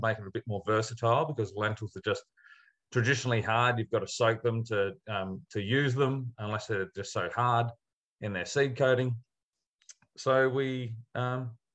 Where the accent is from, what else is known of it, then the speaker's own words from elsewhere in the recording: Adelaide, South Australia, Australia; I grew up in Adelaide